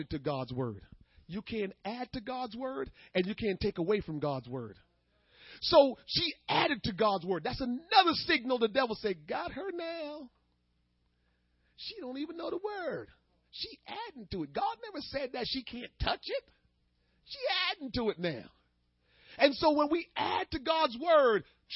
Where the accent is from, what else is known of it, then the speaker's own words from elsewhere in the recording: Jamaica; I'm Jamaican